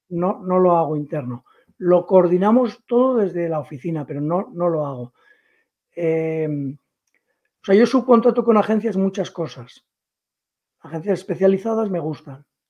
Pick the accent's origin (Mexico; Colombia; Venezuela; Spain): Spain; yo como empresario español